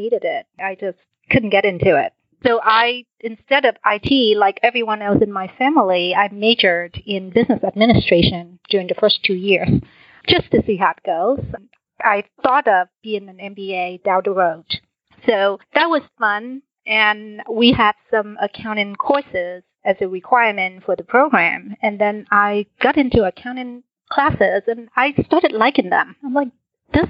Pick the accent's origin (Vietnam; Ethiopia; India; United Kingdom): Vietnam; also born or lived in Washington, D.C. area, United States; now in Houston, United States; Originally, I'm from Vietnam. I was born a year after the war